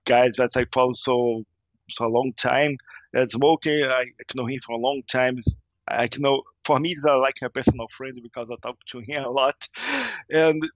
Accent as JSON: {"language": "English", "region": "Rio de Janeiro", "country": "Brazil", "second_language": "English", "moved": "yes", "lives_now": "Portugal", "said": "I'm from Rio de Janeiro, and Rio de Janeiro is an amazing place"}